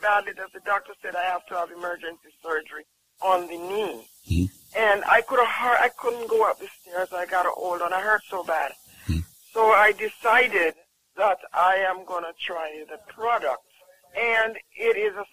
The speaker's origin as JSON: {"language": "English", "country": "Jamaica", "said": "I'm from Jamaica"}